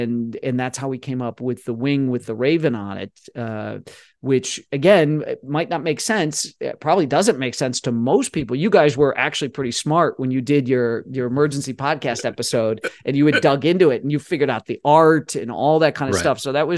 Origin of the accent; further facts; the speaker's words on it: Chicago, Illinois, United States; You know what else is corrupt? Chicago. I'm from Chicago. Chicago is corrupt as hell